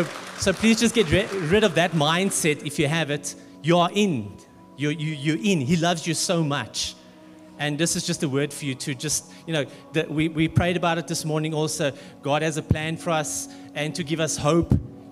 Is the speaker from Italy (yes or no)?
no; Durban, KwaZulu-Natal, South Africa; now in Pretoria, South Africa; I think we're both from Durban